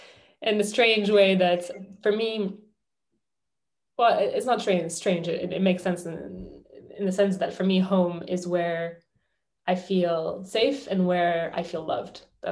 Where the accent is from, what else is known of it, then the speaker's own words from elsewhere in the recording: London, United Kingdom; I would say that I'm a Londoner, or I'm from London, or I would say I'm French, but I grew up in London.